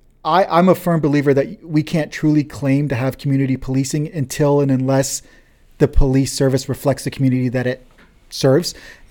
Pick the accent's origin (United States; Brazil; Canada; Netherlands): Canada; London, Ontario; born there; even though I was born in London, but my ancestral, where my parents were born